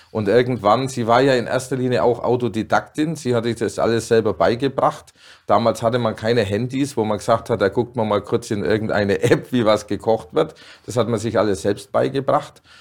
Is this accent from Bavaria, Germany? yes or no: yes; Dinkelsbühl, Bavaria, Germany; Meine Mutter hatte in Dinkelsbühl, wo ich geboren bin, 40 Jahre lang einen Gasthof. Und da bin ich natürlich drin aufgewachsen